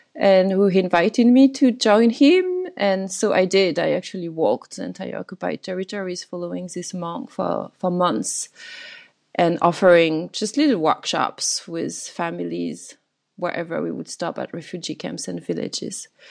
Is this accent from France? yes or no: yes; France; growing up in France, in this little family